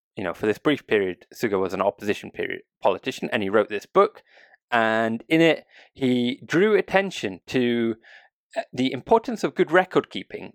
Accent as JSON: {"language": "English", "country": "United Kingdom", "moved": "yes", "lives_now": "Japan", "said": "a Brit"}